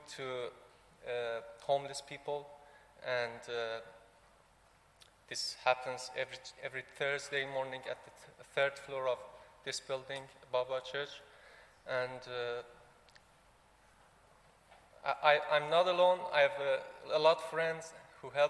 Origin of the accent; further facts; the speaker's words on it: Tehran, Tehran Province, Iran; moved away as an adult; now in United Kingdom; I was born in Tehran, capital of Iran